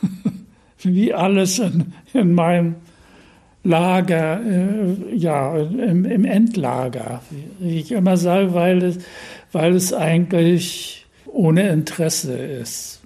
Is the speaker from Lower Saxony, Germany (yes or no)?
no; Usedom, Mecklenburg-Vorpommern, Germany; also born or lived in Berlin; Dann sind wir durch äh, zu Beginn des Krieges aus Berlin quasi geflüchtet an die Ostsee äh, auf die Insel Usedom